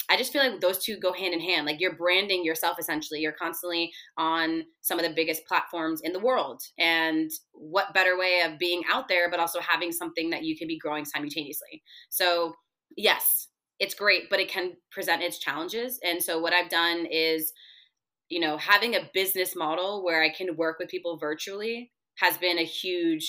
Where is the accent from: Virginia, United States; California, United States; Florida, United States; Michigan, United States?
Florida, United States; Broward County; also born or lived in Kendall, Miami; I early on in the first couple years of my life moved up north a little bit to Broward County, and the area I lived in, it was predominantly white